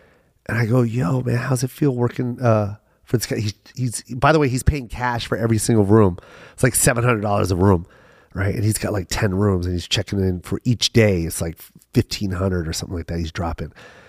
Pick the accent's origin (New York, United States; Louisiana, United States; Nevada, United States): Nevada, United States; Las Vegas; And, you know, and I'm from Vegas, so I know what this is all about.